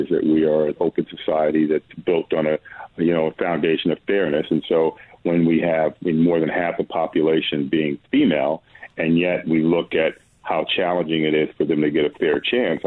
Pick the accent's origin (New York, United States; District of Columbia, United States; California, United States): District of Columbia, United States; Washington; I was born in Washington, D.C.